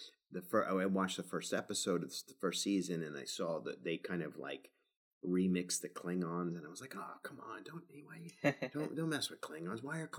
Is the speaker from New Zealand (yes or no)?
yes; New Zealand; Well, I'm not British, you know, New Zealander, but right.